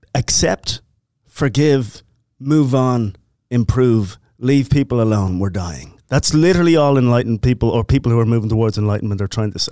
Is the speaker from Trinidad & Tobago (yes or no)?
no; Ireland; now in United States; Irish Catholic, growing up